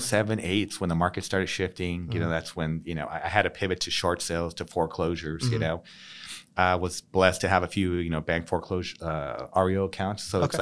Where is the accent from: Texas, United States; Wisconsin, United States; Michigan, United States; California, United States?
California, United States; San Diego; Local. Born and raised here in San Diego.